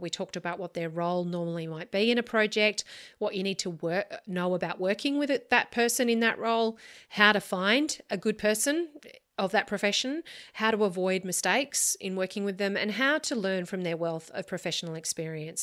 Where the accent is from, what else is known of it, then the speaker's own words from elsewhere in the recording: Australia; As an Australian architect working on Australian homes